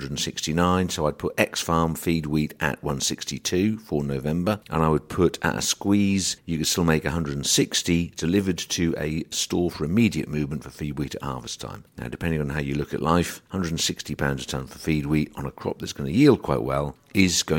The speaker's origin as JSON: {"language": "English", "region": "England", "country": "United Kingdom", "said": "as English people"}